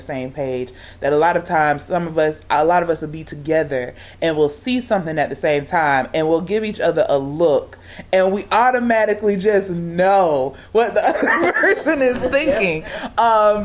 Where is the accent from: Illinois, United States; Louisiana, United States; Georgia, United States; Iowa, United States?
Georgia, United States; moved away; I'm from Georgia, when I moved back to Georgia, I'm not around technically what I would say blood family